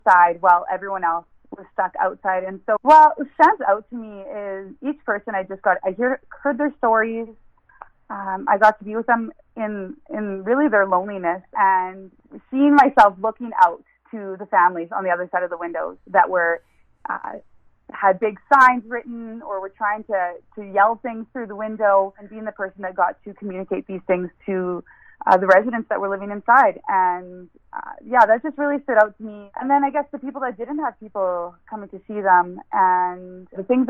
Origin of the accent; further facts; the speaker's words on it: Niverville, Manitoba, Canada; I grew up in Niverville. My whole childhood was spent there. And southern Manitoba was my home.